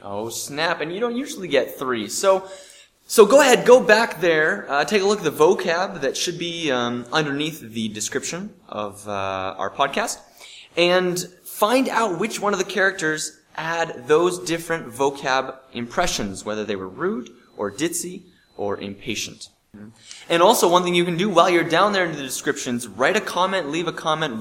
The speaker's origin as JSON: {"language": "English", "town": "Bozeman", "region": "Montana", "country": "United States", "said": "I come from Bozeman"}